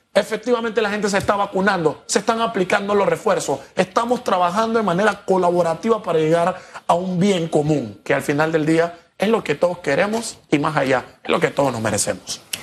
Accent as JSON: {"language": "Spanish", "country": "Panama"}